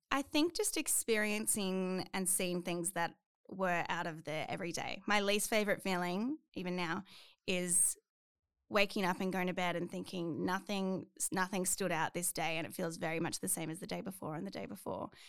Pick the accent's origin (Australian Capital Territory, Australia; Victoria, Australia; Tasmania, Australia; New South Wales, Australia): Australian Capital Territory, Australia; Canberra; moved away as an adult; now in Queensland, Australia; I'm from Canberra, and I lived there for twenty-one years, my whole life